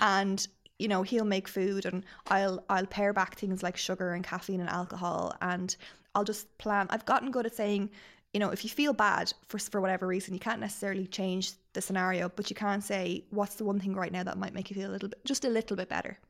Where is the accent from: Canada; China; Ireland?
Ireland